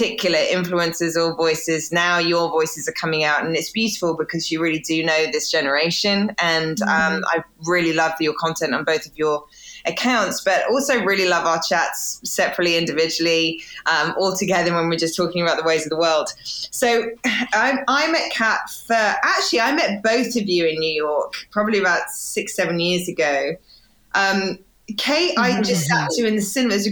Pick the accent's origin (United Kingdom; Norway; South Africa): United Kingdom; England; accent: British; now in United States; my accent is it takes probably an extra hour out of my day in America as opposed to in England.